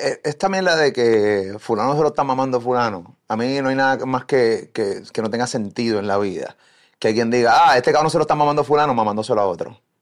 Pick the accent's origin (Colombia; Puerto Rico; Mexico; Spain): Puerto Rico; aquí en mi país